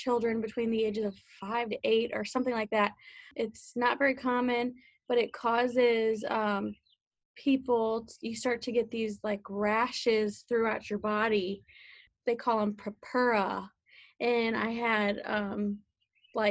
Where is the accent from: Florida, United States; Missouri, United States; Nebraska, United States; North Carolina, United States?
Missouri, United States; St. Louis; I grew up in St. Louis, Missouri